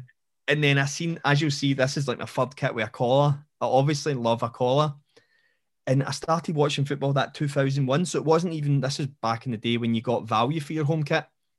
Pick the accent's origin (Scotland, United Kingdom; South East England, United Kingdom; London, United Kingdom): Scotland, United Kingdom; Linwood; Because I grew up in Renfrewshire. I grew up in Linwood.